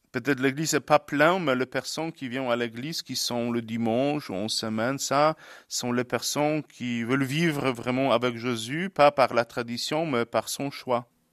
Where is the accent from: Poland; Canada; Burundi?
Poland; French is a second language; moved away as an adult; now in Ardèche, France; je suis polonais